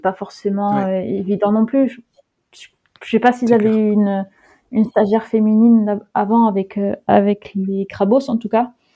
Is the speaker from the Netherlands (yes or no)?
yes; Netherlands; moved away as an adult; also born or lived in Groningen, Netherlands / Lyon, France; je suis née aux Pays-Bas